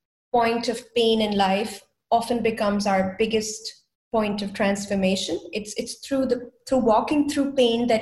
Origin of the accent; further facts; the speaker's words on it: India; moved away as an adult; now in Germany; I come originally from India. And in my culture, we don't introduce boyfriends